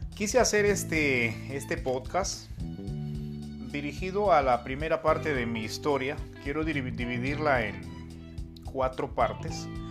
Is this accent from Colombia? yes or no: no; Peru; yo nací en Perú hace cinco décadas atrás. Compartí momentos muy bonitos con mis abuelos, que los, que me criaron